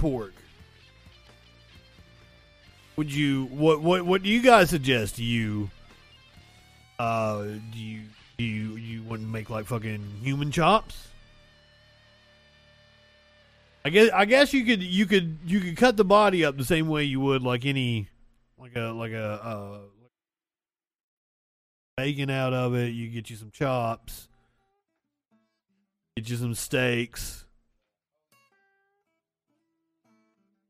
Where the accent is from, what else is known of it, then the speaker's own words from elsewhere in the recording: Appalachia, United States; I'm from Appalachia